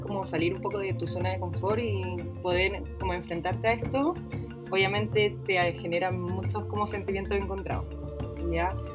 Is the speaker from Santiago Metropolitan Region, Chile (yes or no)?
no; Viña del Mar, Valparaíso, Chile; soy de Viña, toda la vida he sido de acá.